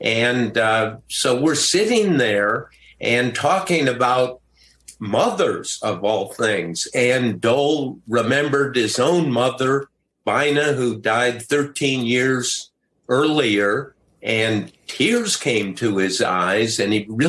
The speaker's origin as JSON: {"language": "English", "town": "Wheaton", "region": "Illinois", "country": "United States", "tie": "born or raised there", "moved": "yes", "said": "he was out campaigning in Illinois, called from my hometown"}